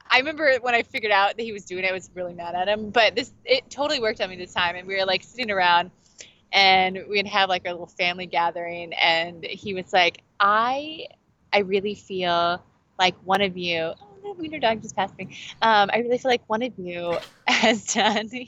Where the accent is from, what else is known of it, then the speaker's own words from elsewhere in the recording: Kansas City, Missouri, United States; also born or lived in Branson, Missouri; I'm primarily from Kansas City, Missouri, so that's kind of like where I climb. Um, but we lived in Branson for a while